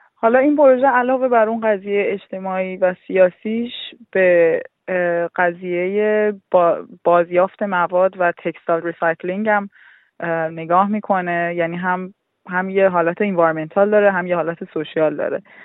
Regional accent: Iran; now in Australia; ماها که خارج از ایرانیم

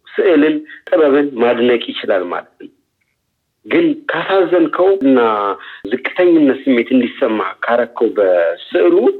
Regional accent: Addis Ababa, Ethiopia; also born or lived in Lalibela; የተወለድኩት በአዲስ አበባ ክፍለ ከተማ

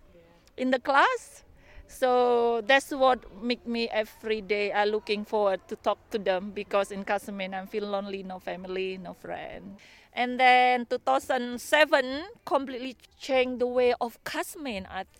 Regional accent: Indonesia; English is a second language; moved away as an adult; now in Castlemaine, Australia; I'm from Indonesia.

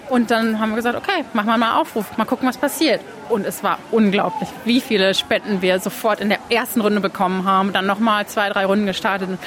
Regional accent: Hamm, North Rhine-Westphalia, Germany; moved away as an adult; now in Melbourne, Australia; ich komme eigentlich aus Hammestfalen in Deutschland, aus der Nähe von Dortmund. Und ich hab, bin seit 2011 hier, habe einen australischen Partner kennengelernt, 2011 direkt.

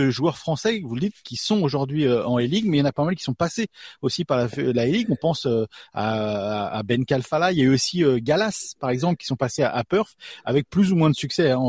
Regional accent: France; also born or lived in Australia; je suis les deux, je suis français et australien

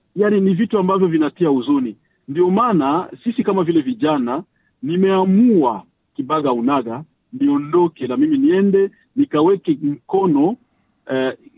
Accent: DR Congo; now in Australia; raia wangu, raia wa Kongomani

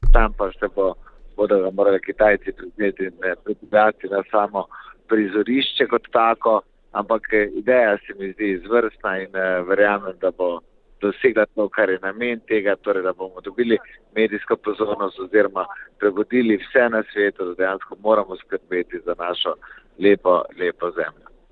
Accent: Slovenia

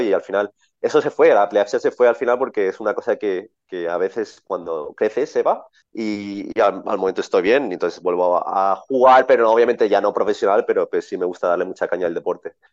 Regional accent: Spain; yo nací en España, mi familia es de Colombia mi padre se mudó a España

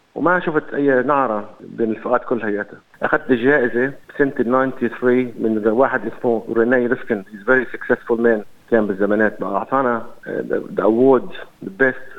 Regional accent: Lebanon; moved away as an adult; also born or lived in Beirut, Lebanon; now in Sydney, Australia; انا تعودت من لبنان

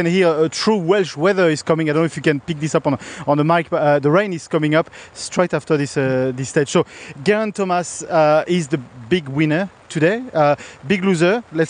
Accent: Australia; We're Australian.

